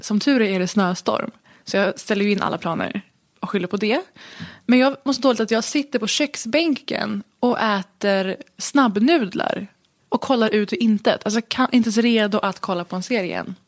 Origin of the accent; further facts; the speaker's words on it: Stockholm, Stockholm County, Sweden; jag är ju född i Stockholm